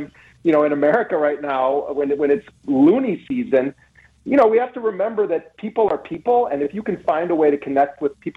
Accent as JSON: {"language": "English", "town": "Milwaukee", "region": "Wisconsin", "country": "United States", "tie": "born or raised there", "said": "I grew up in Milwaukee"}